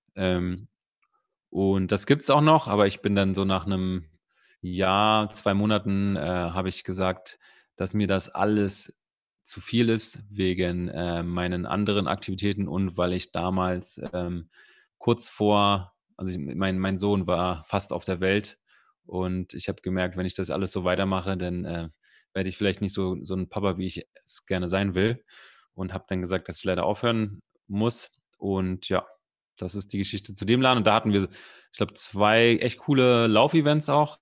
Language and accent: German; Berlin, Germany; ich bin Berliner, ich bin Spandauer, ganz, äh, also Spandau ist ganz im Westen, aber ich bin so weit im Westen geboren, dass es schon wieder Osten war